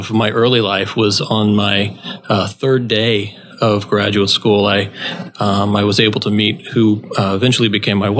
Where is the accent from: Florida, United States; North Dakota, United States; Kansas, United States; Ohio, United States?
Florida, United States; South; also born or lived in Tennessee; I'm originally from South Florida, and I grew up certainly in what most people would consider a church family